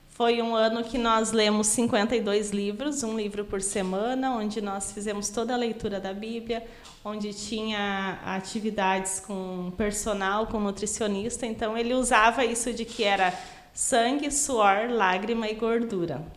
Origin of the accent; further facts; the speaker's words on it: Taquara, Rio Grande do Sul, Brazil; also born or lived in Parobé; now in Sapiranga, Brazil; Eu sou natural de Taquara, mas morei 15 anos em Parobé.